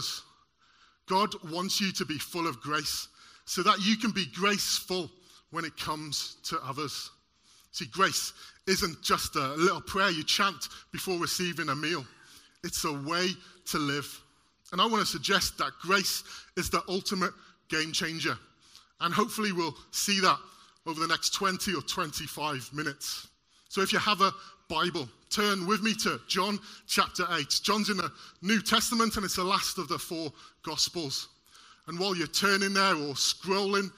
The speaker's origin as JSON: {"language": "English", "area": "Welsh", "region": "Wales", "country": "United Kingdom", "said": "Being Welsh"}